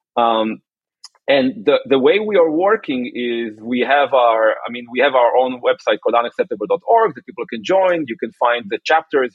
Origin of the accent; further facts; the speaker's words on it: Kiryat Motzkin, Haifa District, Israel; moved away as an adult; also born or lived in New York, United States; now in Palo Alto, United States; I was raised and born in Israel.